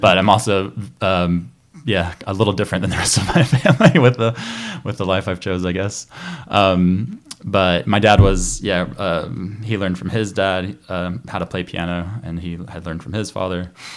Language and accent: English; Chattanooga, Tennessee, United States; I grew up near Chattanooga, Tennessee